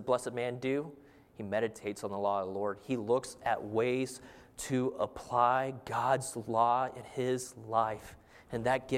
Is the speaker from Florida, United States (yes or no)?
no; Arizona, United States; I'm from Arizona, and growing up out in the desert, there's not much water.